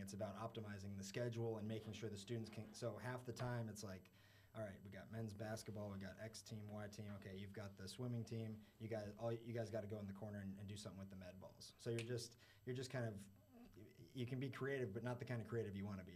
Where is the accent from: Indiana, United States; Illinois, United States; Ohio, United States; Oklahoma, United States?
Illinois, United States; Chicago; moved away as an adult; also born or lived in New York; now in Miami, United States; born in New York, did a little stint in New York for like a year or two, and then uh, I was in Chicago for most of my life